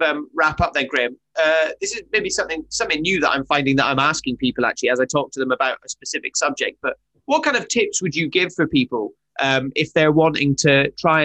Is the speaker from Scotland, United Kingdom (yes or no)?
yes; Highlands of Scotland, United Kingdom; I grew up in the Highlands of Scotland. That's where I'm from